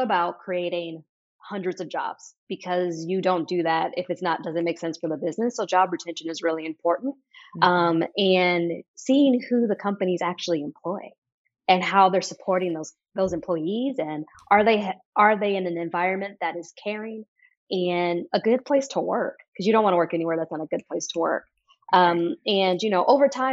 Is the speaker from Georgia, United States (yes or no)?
no; Oakland, California, United States; growing up in the Bay Area, specifically Oakland